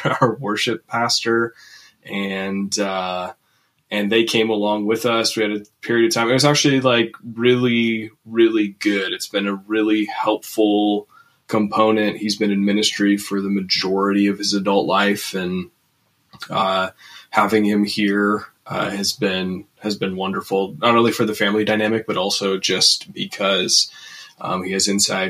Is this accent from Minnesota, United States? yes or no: yes; Twin Cities area, Minnesota, United States; moved away as an adult; also born or lived in Fargo, North Dakota; now in Jamestown, United States; I grew up in the upper Midwest here in Minnesota, Twin Cities area.